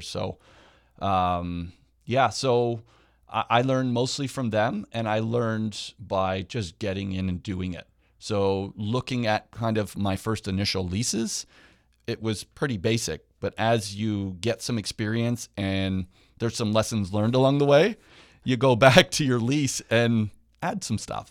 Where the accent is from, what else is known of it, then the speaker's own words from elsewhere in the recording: Hamilton, Ontario, Canada; now in Niagara, Canada; I'm actually from Hamilton. I live in Niagara now